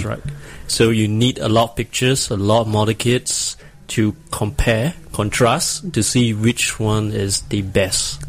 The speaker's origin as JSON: {"language": "English", "country": "Singapore", "said": "I'm a cosplayer from Singapore, this small little island below Malaysia."}